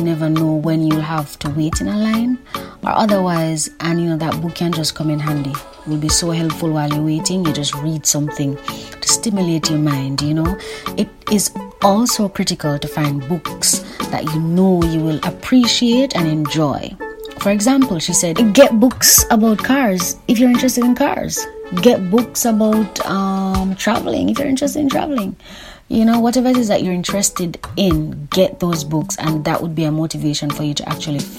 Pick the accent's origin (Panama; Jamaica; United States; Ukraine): Jamaica; you know that I'm Caribbean. I'm specifically Jamaican